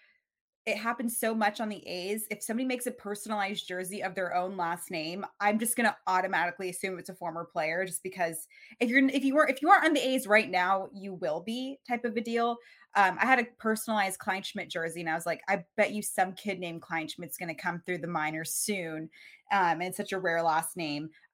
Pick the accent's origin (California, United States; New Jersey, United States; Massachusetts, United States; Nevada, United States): Nevada, United States; Reno; born or raised there